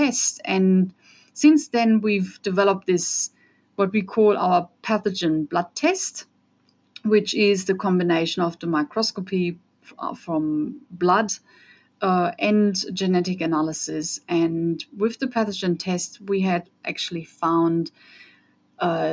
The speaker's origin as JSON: {"language": "English", "country": "Germany", "tie": "born or raised there", "also_born_or_lived": "Austria", "second_language": "English", "moved": "as an adult", "lives_now": "Australia", "said": "as you can hear from my accent, I'm from Europe. So I grew up in Germany. I'm Austrian though."}